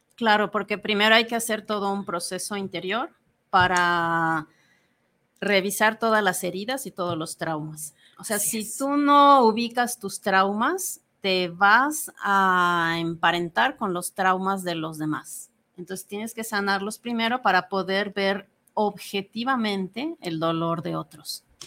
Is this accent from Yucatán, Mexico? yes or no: yes; Mérida, Yucatán, Mexico; moved away as an adult; also born or lived in Mexico City / Buenos Aires; now in Guadalajara, Mexico; Yo eh, nací en Mérida, Yucatán, y salí de ahí a los veintitantos años.